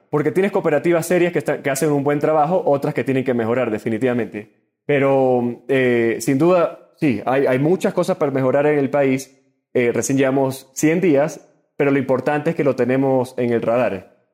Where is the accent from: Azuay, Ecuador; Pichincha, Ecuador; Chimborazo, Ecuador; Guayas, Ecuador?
Guayas, Ecuador; Guayaquil; soy, de Guayaquil. Claro. Pero conozco Quito bastante bien.